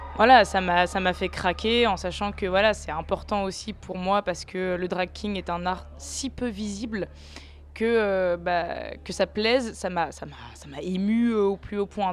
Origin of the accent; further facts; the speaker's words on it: Lyon, Auvergne-Rhône-Alpes, France; also born or lived in Tunis, Tunisia; J'ai grandi à Lyon